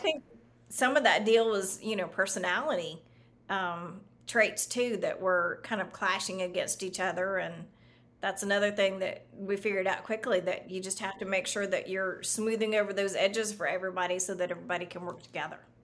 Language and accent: English; the South, United States; also born or lived in Florida; now in Austin, United States; I grew up in the South